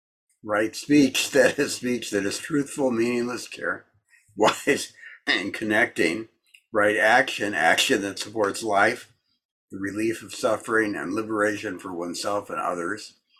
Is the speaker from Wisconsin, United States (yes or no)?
yes; Wisconsin, United States; I come from the kitchen. I come from Wisconsin. I come from parents locked in struggle. I come from the country. I come from Austin.